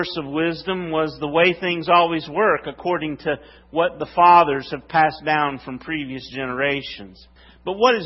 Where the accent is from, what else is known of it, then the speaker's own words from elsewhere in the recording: West Virginia, United States; I'm from West Virginia.